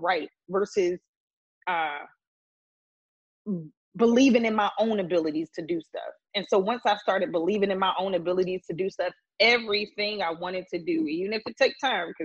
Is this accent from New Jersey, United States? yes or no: no; Philadelphia, Pennsylvania, United States; accent: East Coast; I am very proud that I am from Philadelphia, Pennsylvania